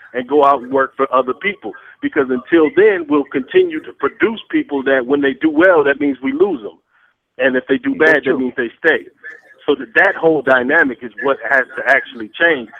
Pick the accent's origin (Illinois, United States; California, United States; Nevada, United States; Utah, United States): Illinois, United States; Peoria; now in Atlanta, United States; I'm from Peoria, Illinois